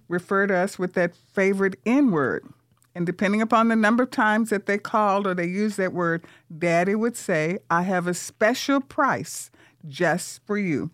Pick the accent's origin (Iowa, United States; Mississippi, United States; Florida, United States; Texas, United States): Mississippi, United States; Vicksburg; now in San Antonio, United States; Vicksburg, Mississippi, from the segregated South where I grew up